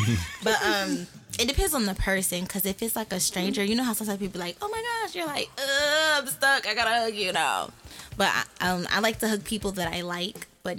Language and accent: English; Warren, Michigan, United States; I was born in Warren, so you know.